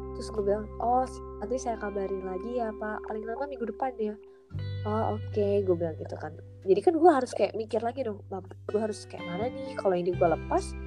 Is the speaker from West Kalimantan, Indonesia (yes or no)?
no; Lampung, Indonesia; gue ini orang Lampung